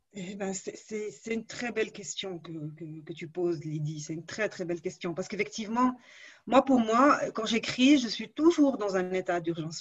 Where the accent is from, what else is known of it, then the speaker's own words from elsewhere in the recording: Morocco; je suis née au Maroc, je ne voyais pas d'écrivains autour de moi, il n'y avait pas beaucoup de librairies.